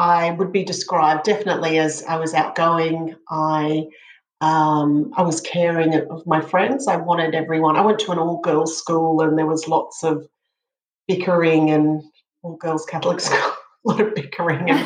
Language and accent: English; Brisbane, Queensland, Australia; I grew up in Brisbane